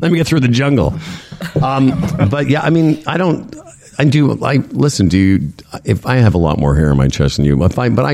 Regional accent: Moose Jaw, Saskatchewan, Canada; we grew up in Moose Jaw

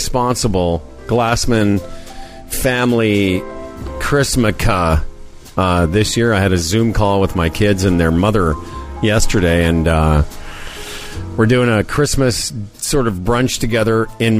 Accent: Moose Jaw, Saskatchewan, Canada; When I was a kid growing up in Moose Jaw

